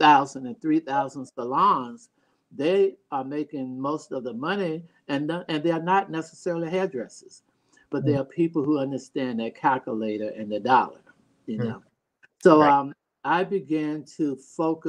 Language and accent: English; North Carolina, United States; moved away; also born or lived in New York / Baltimore; my hometown, North Carolina